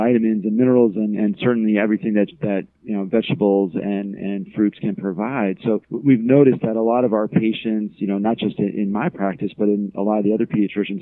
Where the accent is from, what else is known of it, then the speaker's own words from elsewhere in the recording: Scotch Plains, New Jersey, United States; now in Charlottesville, United States; I'm from Scotch Plains. I grew up not too far from Newark